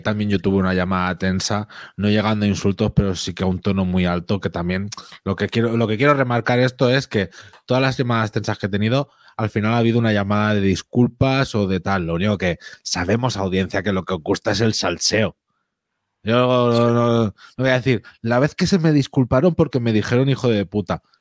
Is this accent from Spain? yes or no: yes; Catalonia, Spain; Soy catalán